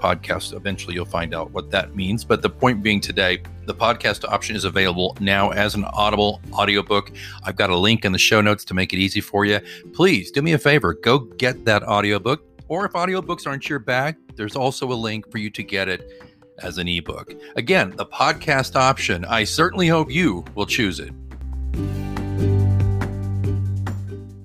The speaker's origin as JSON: {"language": "English", "region": "Oklahoma", "country": "United States", "tie": "born or raised there", "said": "I grew up in Oklahoma"}